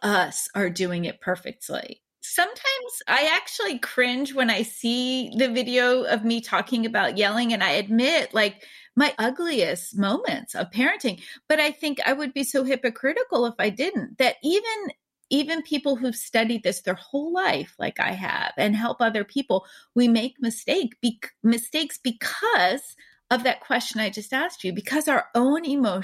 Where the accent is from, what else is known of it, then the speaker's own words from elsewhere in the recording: East Coast, United States; I grew up on the East Coast